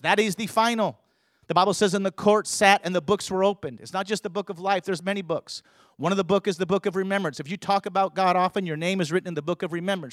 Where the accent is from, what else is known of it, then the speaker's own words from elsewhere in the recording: California, United States; I grew up in California